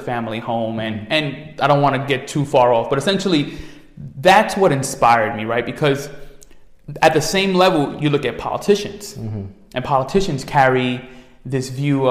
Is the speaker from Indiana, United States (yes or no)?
no; New York City, New York, United States; growing up in the Bronx, it's New York City as a whole